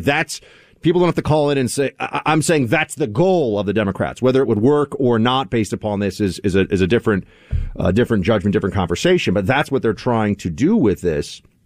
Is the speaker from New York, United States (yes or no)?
yes; New York, United States; as a New Yorker